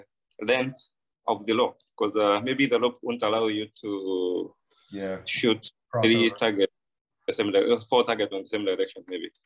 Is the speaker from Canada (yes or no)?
no; Kenya; I'm a Kenyan shooter and a business person.